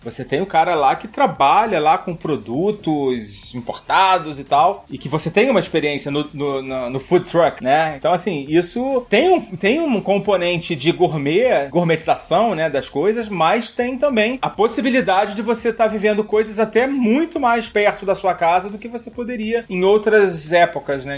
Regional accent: Rio de Janeiro, Brazil; Eu, eu sou carioca

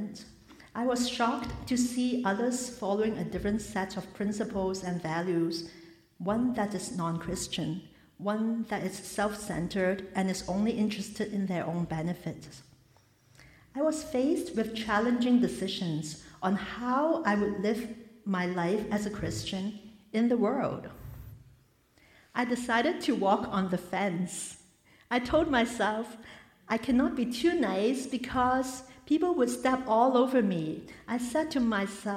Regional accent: Hong Kong; Born and raised in Hong Kong, in a family

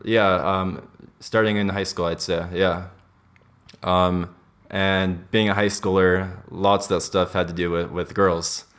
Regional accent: Los Angeles, California, United States; I grew up in, in L A. That's where I was born and raised

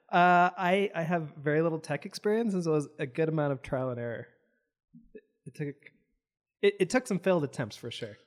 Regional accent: Provo, Utah, United States; I grew up in Provo

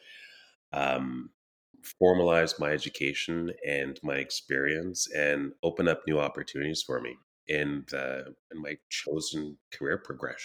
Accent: Elmer, Quebec, Canada; also born or lived in Trinidad and Tobago / Ottawa, Ontario; now in Kitchener-Waterloo, Canada; I was born in Trinidad and Tobago, immigrated to Canada when I was four, and grew up around the Western Quebec, Eastern Ontario region. So small town called Elmer, Quebec, 40 minutes from Ottawa

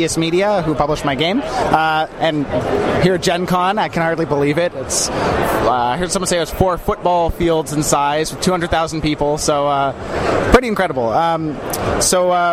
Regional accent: Halifax, Nova Scotia, Canada; I come from Halifax, Nova Scotia in Canada

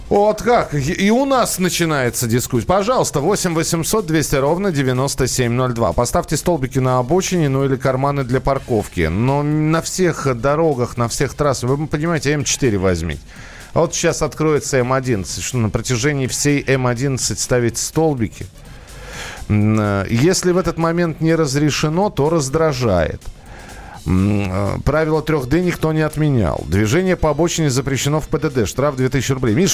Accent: Saratov, Saratov Oblast, Russia; Буквально 20 числа, вот я сам из Саратова

